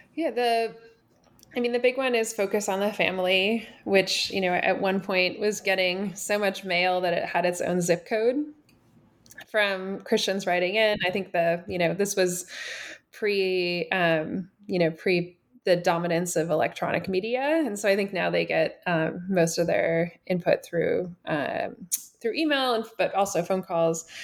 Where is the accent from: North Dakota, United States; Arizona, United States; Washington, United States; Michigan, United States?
Washington, United States; also born or lived in Toronto, Canada / New York City, United States; now in Nashville, United States; I grew up in Washington State and kinda lived all over